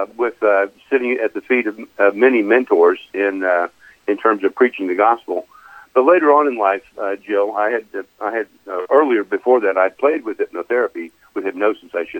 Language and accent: English; Kokomo, Indiana, United States; moved away as an adult; I grew up in Kokomo, Indiana